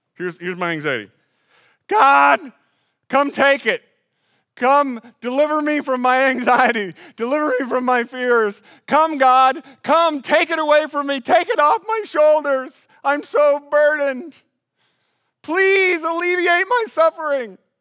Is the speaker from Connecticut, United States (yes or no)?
no; Des Moines, Iowa, United States; now in Pella, United States; I grew up in Des Moines